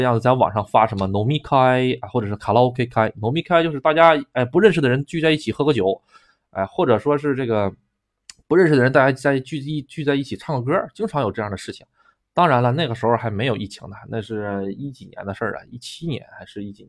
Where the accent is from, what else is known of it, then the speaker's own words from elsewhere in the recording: China; moved away; also born or lived in Japan; 我是个中国人，